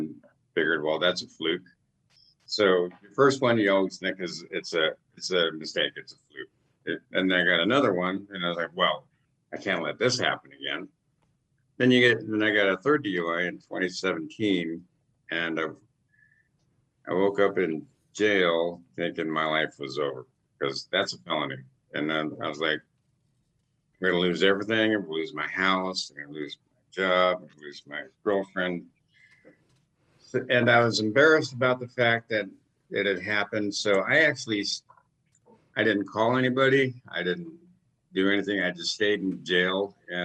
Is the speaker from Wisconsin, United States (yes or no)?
no; Alaska, United States; born and raised here in Alaska